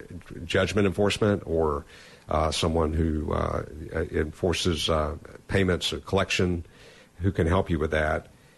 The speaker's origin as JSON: {"language": "English", "region": "Georgia", "country": "United States", "tie": "born or raised there", "also_born_or_lived": "Florida", "moved": "yes", "lives_now": "Mississippi, United States", "said": "I know that I was born in Georgia, and I've had members of my family benefit from the education provided in part by the money from the Georgia Lottery. I lived in Florida."}